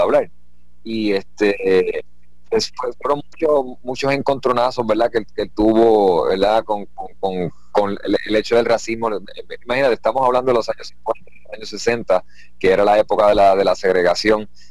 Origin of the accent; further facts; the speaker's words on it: Puerto Rico; tenemos en nuestra isla